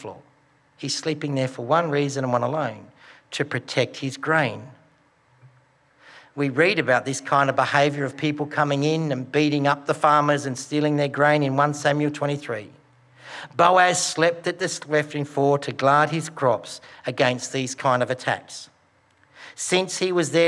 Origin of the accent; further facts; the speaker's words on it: Broken Hill, New South Wales, Australia; I grew up in Broken Hill